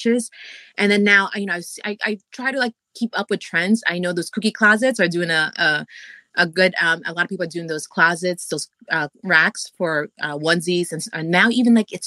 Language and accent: English; New York City, New York, United States; accent: strong New York accent; also born or lived in Philippines; I came here young enough where I was able to adapt, and I somehow like lost my accent, and now I have like a really strong New York accent.